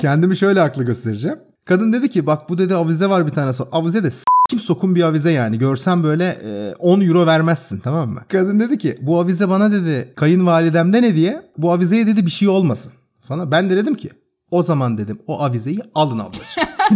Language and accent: Turkish; Turkey; now in Sweden; I am de Turkish yani. I am Turkish